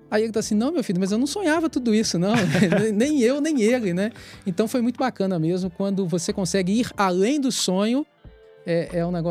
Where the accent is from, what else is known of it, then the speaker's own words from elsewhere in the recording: Itabira, Minas Gerais, Brazil; born there; sou uma pessoa de origem humilde. Eu nasci em Itabira, Minas Gerais.